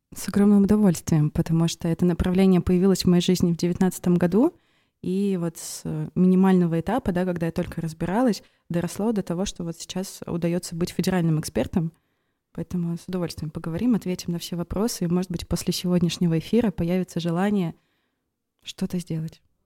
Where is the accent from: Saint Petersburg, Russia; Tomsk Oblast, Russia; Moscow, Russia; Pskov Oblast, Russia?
Pskov Oblast, Russia; Velikiye Luki; moved away as an adult; now in Pskov, Russia; я родилась и выросла в Великих Луках